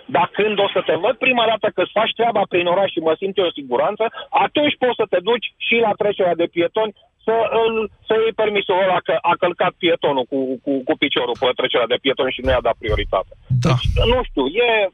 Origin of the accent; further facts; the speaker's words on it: Brașov, Brașov County, Romania; sunt din Brașov